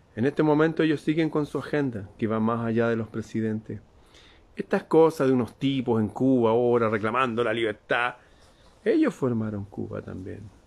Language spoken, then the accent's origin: Spanish; Chile; En mi país